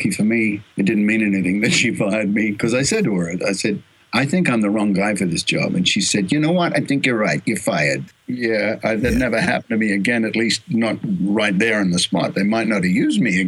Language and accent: English; Australia; accent: Australian; also born or lived in Los Angeles; now in Sydney, Australia; I'm an Australian